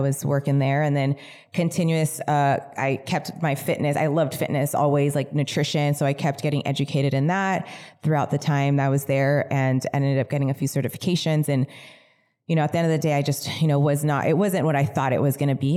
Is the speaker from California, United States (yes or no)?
yes; California, United States; also born or lived in Mission Viejo, Orange County, California; pretty much raised in the desert